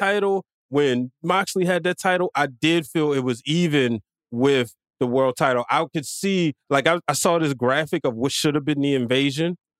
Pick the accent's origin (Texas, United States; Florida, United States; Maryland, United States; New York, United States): Maryland, United States; Baltimore; I'm not from the DMV. I'm from Baltimore.